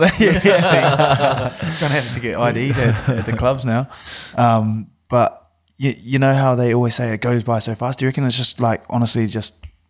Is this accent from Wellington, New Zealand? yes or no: yes; Wellington, New Zealand; I'm obviously from Wellington